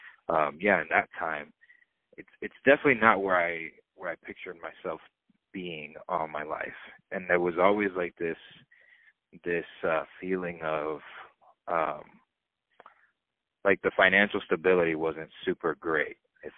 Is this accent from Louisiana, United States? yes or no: no; Atlanta, Georgia, United States; also born or lived in Queens, New York / Dominican Republic (ancestry); I was raised in Georgia, mm-hmm. in the suburbs of Atlanta. Spent my entire life there, basically.